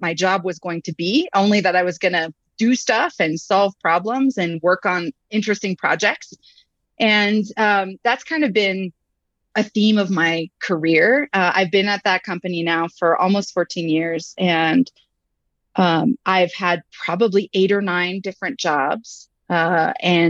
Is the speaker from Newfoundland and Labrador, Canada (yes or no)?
no; Montreal, Quebec, Canada; moved away as an adult; now in United States; I started out in Montreal, Quebec, and I was actually a management consultant first. Yes, I am French Canadian as a background, but I've been in the US for about 15 years